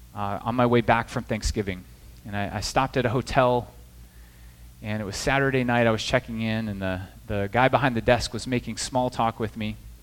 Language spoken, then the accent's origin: English; Midwest, United States; also born or lived in the South; now in New Jersey, United States; I'm from the Midwest originally